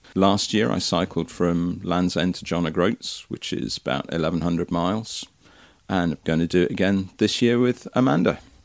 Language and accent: English; Marston Magna, South West England, United Kingdom; also born or lived in Twickenham; moved to Somerset when I was five, a place called Marston Magna. And I've lived in Somerset ever since